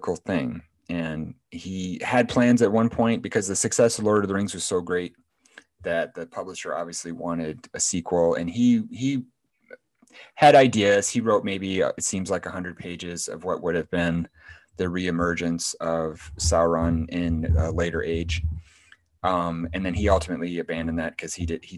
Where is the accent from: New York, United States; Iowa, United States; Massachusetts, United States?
Iowa, United States; Waterloo; Iowa, I'm from Iowa. I live in Iowa.